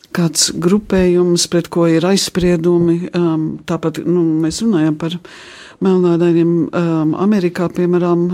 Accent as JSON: {"language": "Latvian", "region": "England", "country": "United Kingdom", "tie": "born or raised there", "moved": "yes", "said": "manā dzimtenē, Anglijā"}